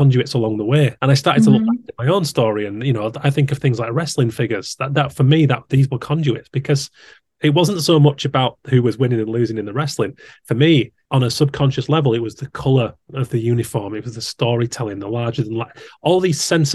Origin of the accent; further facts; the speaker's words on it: Haworth, Yorkshire and the Humber, United Kingdom; I grew up around Haworth in West Yorkshire